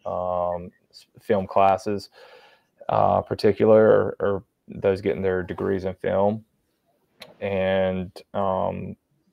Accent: North Carolina, United States; born and raised in North Carolina

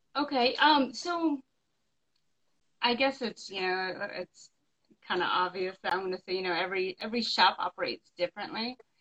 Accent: the West, United States; moved away as an adult; now in North Carolina, United States; I'm from the West. All my family and friends are like in California and Las Vegas

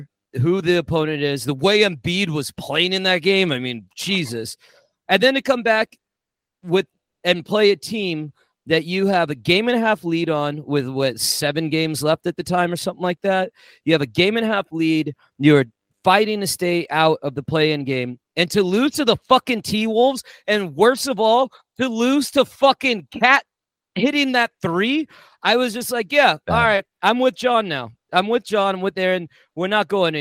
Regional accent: Bay Area, California, United States; Many of my friends growing up in the Bay Area

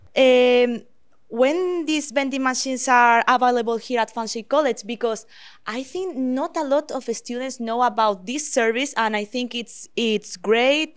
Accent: Spain; now in Canada; I am from Spain

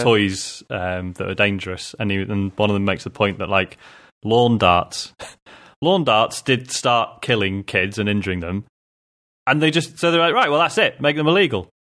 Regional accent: United Kingdom; being a Brit

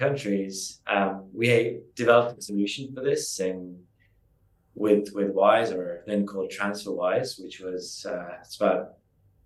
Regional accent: Estonia; moved away as an adult; also born or lived in London; I moved from Estonia, where I grew up, to London

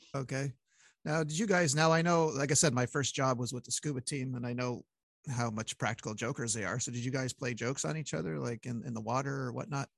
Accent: Montreal, Quebec, Canada; when you're from Montreal, you go to hockey games

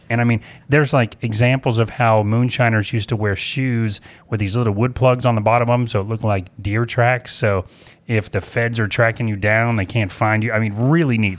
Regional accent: Apopka, Florida, United States; I'm from Apopka

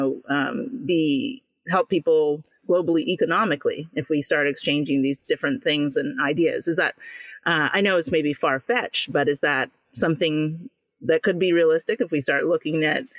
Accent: Jamaica; Especially, you know, being Jamaican, a lot of people know Jamaican food or love it.

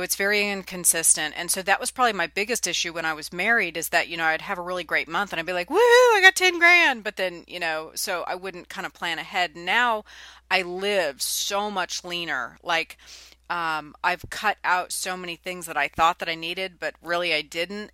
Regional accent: California, United States; now in Nashville, United States; I'm from California and now I'm in Nashville, Tennessee

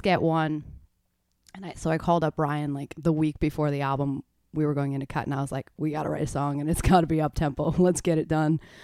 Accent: Stratford, Ontario, Canada; moved away as an adult; now in Nashville, United States; originally from Ontario, just right above Michigan

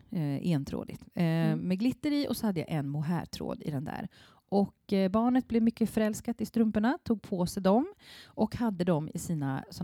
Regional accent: Vetlanda, Jönköping County, Sweden; I Vetlanda då, där jag kommer ifrån, då kan man åka mm. till stadion, alltså det är själva speedwaystadion då.

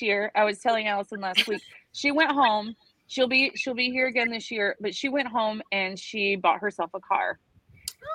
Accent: the South, United States; now in Florida Keys, United States; I grew up in the South

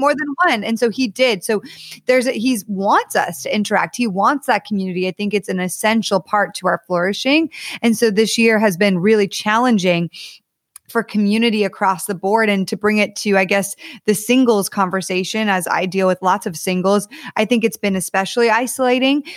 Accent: Connecticut, United States; also born or lived in Ohio / Texas / Southern California; now in California, United States; I actually grew up in Connecticut

